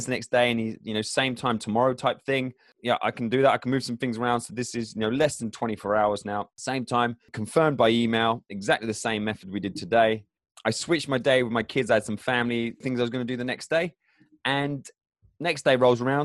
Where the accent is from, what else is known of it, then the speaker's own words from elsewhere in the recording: England, United Kingdom; I'm English